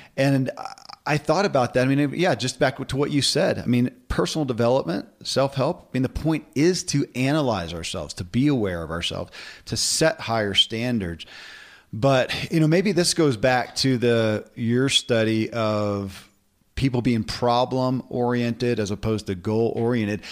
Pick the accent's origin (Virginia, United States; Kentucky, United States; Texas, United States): Kentucky, United States; born or raised there